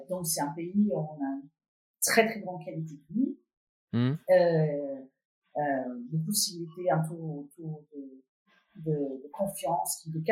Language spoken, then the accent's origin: French; Copenhagen, Capital Region of Denmark, Denmark; French is a second language; moved away as an adult; also born or lived in Belgium; now in Paris, France; j'ai vécu euh, bon, la plupart de mon enfance et jeunesse à Copenhague, mais j'ai vécu aussi 4 ans en Belgique. C'est là où j'ai appris à parler les langues étrangères. Je parle trois, trois langues vraiment, euh, anglais aussi, danois.